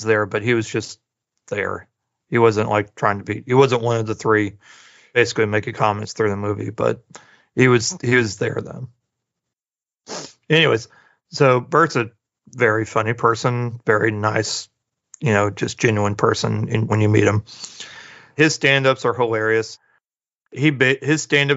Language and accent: English; Springfield, Missouri, United States; moved away; my hometown, Springfield, Missouri